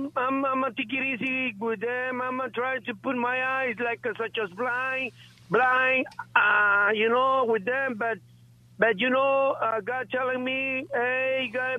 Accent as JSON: {"language": "English", "country": "Guatemala", "moved": "yes", "said": "I'm from Guatemala."}